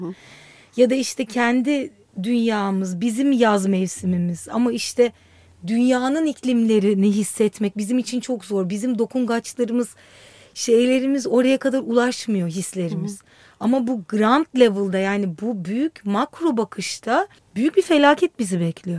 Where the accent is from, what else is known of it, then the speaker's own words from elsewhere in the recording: Istanbul, Turkey; moved away as an adult; also born or lived in Ankara; Ankara'da doğdum. Sonra da hep İstanbul'un içinde büyüdüm.